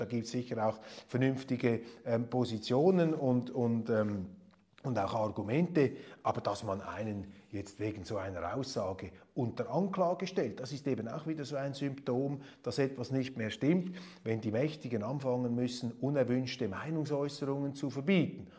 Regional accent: Switzerland; Als Schweizer

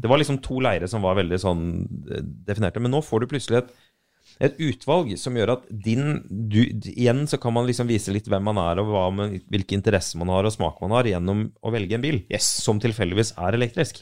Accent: Arendal, Agder, Norway; jeg er fra Arendal

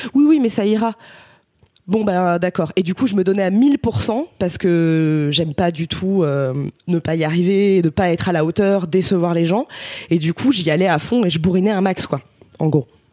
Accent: Ardèche, Auvergne-Rhône-Alpes, France; j'étais au lycée en fait parce qu'on vient d'Ardèche tous les deux.

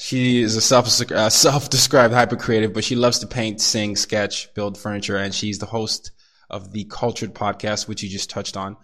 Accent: Nigeria; moved away; I'm Nigerian

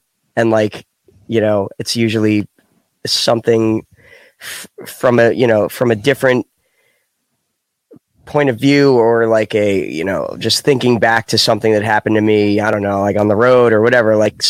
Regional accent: Old Bridge, New Jersey, United States; born or raised there

